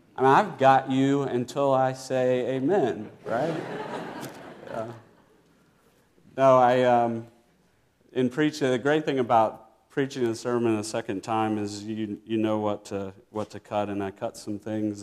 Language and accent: English; Virginia, United States; I grew up in Virginia